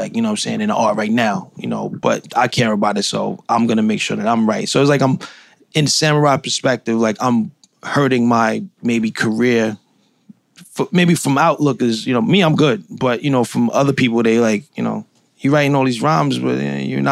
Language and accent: English; New York City, New York, United States; I'm from Brownsville, Brooklyn.